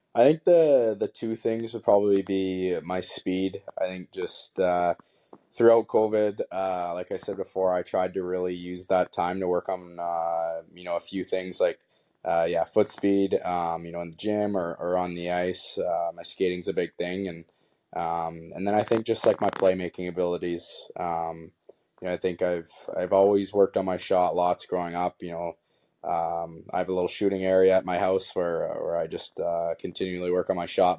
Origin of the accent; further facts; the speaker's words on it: Kamloops, British Columbia, Canada; be from Kamloops and, uh, you know, growing up as a kid, I went to, you know, Blazer games all the time